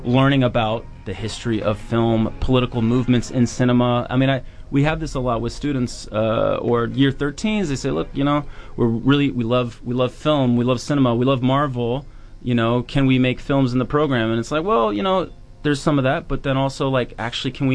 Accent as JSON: {"language": "English", "town": "Charlottesville", "region": "Virginia", "country": "United States", "moved": "yes", "lives_now": "New Zealand", "said": "I'm from Charlottesville"}